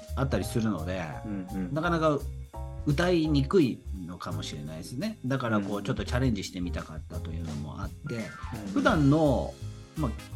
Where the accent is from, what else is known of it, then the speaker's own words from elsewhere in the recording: Chino, Nagano, Japan; 私と地元長野県茅野市で七年に一度だけ行われる、オンバシラ祭